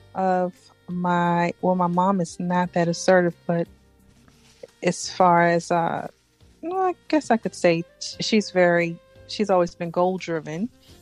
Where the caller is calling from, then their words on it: Florida, United States; I'm calling from South Florida.